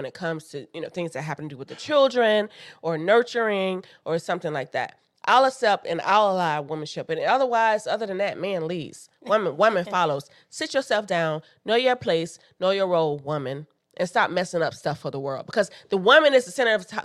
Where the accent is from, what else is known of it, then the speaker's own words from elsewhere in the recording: Florida, United States; I am from the South, and I grew up in a holiness church in the South with a woman pastor